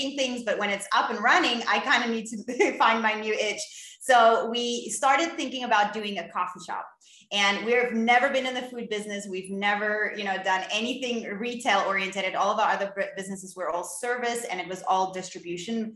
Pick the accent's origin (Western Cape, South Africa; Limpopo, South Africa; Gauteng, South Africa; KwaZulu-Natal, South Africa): Western Cape, South Africa; Cape Town; I'm from Cape Town in South Africa